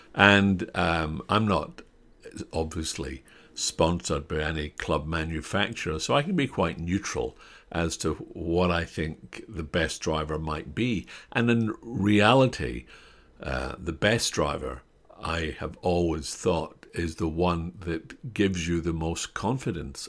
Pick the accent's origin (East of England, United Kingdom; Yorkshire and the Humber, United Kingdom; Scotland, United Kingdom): Scotland, United Kingdom; I'm Scottish